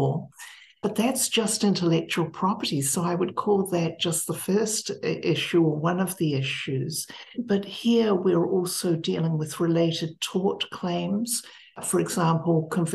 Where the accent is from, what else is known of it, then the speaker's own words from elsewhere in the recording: Wellington, New Zealand; moved away as an adult; also born or lived in Cambridge, England / Ithaca, New York; I taught for 1 year at the Victoria University of Wellington in New Zealand, which was my alma mater in my hometown